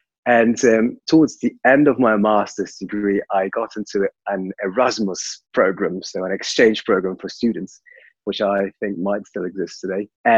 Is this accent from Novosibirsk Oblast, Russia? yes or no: no; Moscow, Russia; So I was born in Russia, in Moscow, and my parents are both professional musicians.